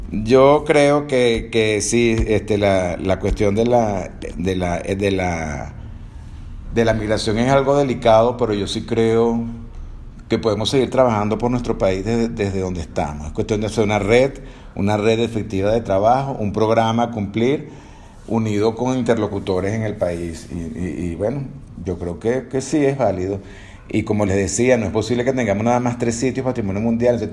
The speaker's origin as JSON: {"language": "Spanish", "town": "Maracay", "region": "Aragua", "country": "Venezuela", "tie": "born or raised there", "also_born_or_lived": "Coro, Venezuela / Spain", "moved": "as an adult", "lives_now": "Guanajuato, Mexico", "said": "No me despego de Venezuela y bueno, en primer lugar, no me despego de Maracay, mi ciudad natal."}